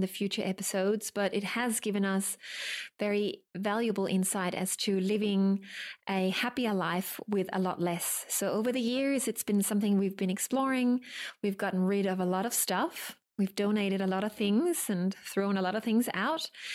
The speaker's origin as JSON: {"language": "English", "country": "Denmark", "moved": "yes", "lives_now": "Sydney, Australia", "said": "I'm originally from Denmark. I live in Sydney"}